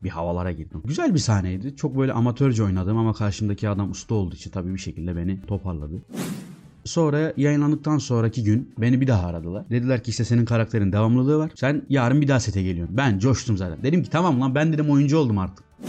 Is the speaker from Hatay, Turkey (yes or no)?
yes; İskenderun, Hatay, Turkey; moved away as an adult; memleketime döndüm